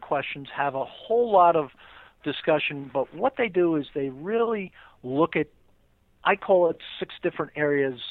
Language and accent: English; New York City, New York, United States; I grew up in Queens, which I say Queens is one of the five boroughs of New York City